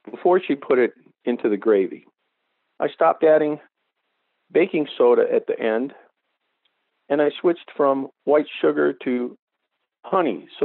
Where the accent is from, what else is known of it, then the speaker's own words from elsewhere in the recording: Saugus, Massachusetts, United States; I'm originally from Saugus, Massachusetts, which is just north of you.